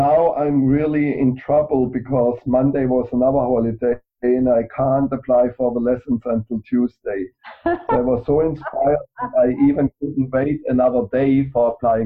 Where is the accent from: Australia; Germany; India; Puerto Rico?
Germany; I grew up in Germany